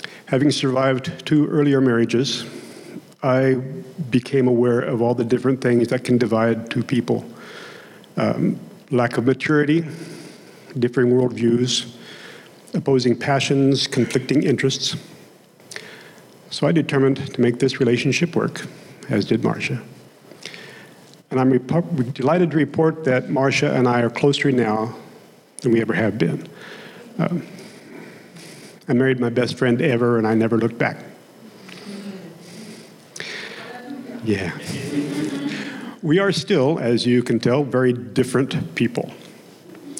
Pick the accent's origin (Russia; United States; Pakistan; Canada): United States; Oklahoma; accent: Oklahomese / Okie twang; first language Okie (Oklahoma English); my native tongue of Oklahomese, Okie was my first language.